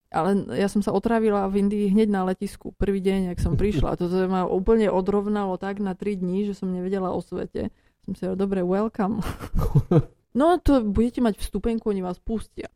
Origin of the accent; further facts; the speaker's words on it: Slovakia; moved away as an adult; also born or lived in England / Frankfurt, Germany; Ja som sa narodila na Slovensku, ale e, predko, a teda moja mamka je zo Lvova, zo mm. západnej Ukrajiny